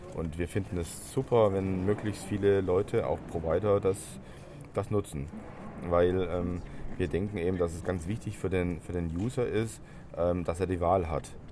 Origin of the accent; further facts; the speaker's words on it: Stuttgart, Baden-Württemberg, Germany; ich komme aus Stuttgart.